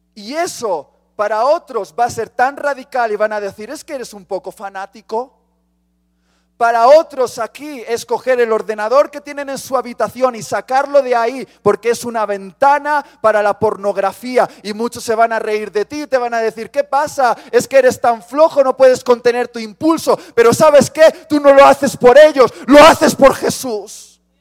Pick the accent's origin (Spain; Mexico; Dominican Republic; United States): Spain; Soy español.